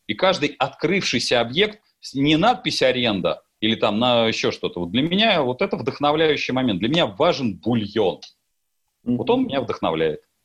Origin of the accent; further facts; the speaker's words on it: Russia; как россиянин